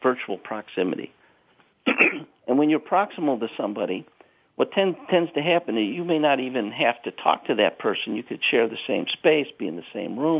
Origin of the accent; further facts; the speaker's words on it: Chicago, Illinois, United States; I'm from South Side of Chicago